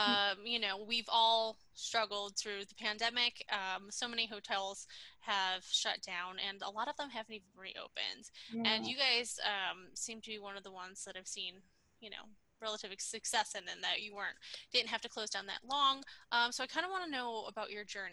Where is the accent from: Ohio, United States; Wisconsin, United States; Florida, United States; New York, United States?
New York, United States; Buffalo; moved away; I'm originally from the Buffalo area.